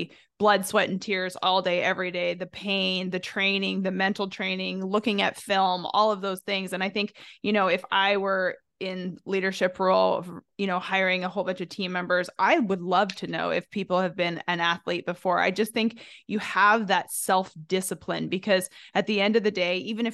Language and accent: English; Canada; now in United States; being from North America, Canada, obviously I was born in Canada, now an American citizen